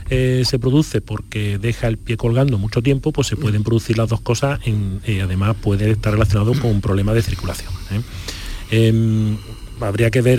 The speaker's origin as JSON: {"language": "Spanish", "town": "Chiclana de la Frontera", "region": "Andalusia", "country": "Spain", "tie": "born or raised there", "said": "Además soy nacido en Chiclana."}